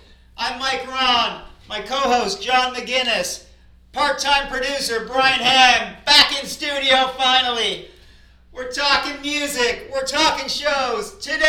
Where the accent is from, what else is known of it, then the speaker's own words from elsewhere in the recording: Canada; I'm Canadian